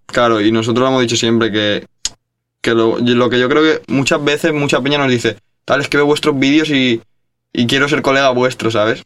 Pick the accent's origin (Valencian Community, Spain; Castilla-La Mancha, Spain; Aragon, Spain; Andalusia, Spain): Valencian Community, Spain; Valencia; somos dos chavales de Valencia